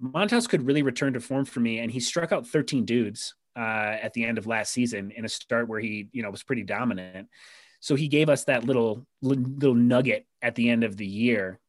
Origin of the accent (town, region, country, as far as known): Rochester, New York, United States; born or raised there